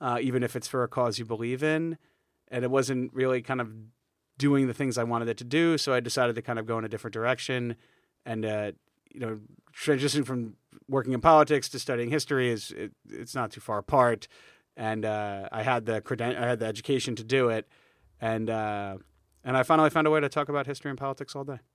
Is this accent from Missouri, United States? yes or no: no; New York, United States; I'm from New York